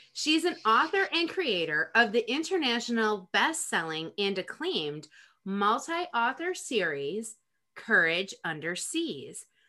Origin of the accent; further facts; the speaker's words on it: Rochester, New York, United States; now in North Carolina, United States; I'm from Rochester, New York.